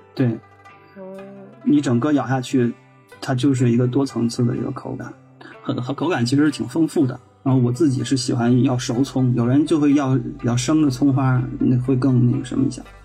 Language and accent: Chinese; Tianjin, China; 我作为天津人里面一小撮儿的意见